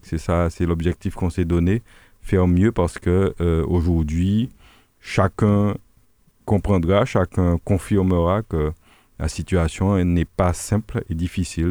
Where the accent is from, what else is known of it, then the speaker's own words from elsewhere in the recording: Le François, Martinique; nous sommes du François, on connaît bien la population franciscaine